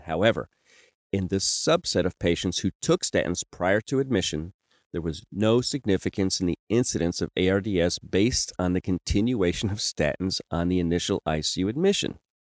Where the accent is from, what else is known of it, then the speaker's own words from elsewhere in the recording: Kentucky, United States; moved away; I'm originally from Kentucky